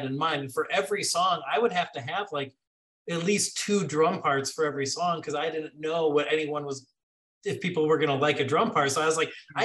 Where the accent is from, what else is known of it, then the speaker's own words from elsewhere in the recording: Chicago, Illinois, United States; moved away; also born or lived in Washington, D.C.; I'm from Chicago